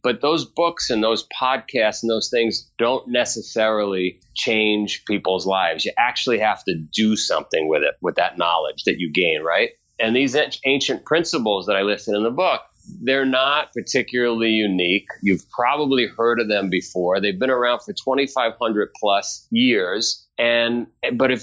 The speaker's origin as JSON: {"language": "English", "town": "New York City", "region": "New York", "country": "United States", "tie": "born or raised there", "also_born_or_lived": "Vermont", "moved": "yes", "said": "I grew up in Queens. I grew up in a neighborhood called Howard Beach"}